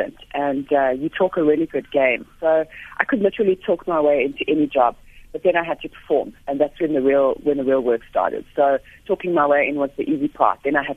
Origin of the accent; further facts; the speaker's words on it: Johannesburg, Gauteng, South Africa; I'm a Joburg girl, grew up in Joburg